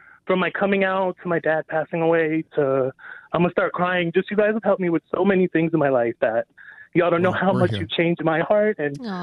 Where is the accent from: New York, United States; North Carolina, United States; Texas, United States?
New York, United States; I'm from New York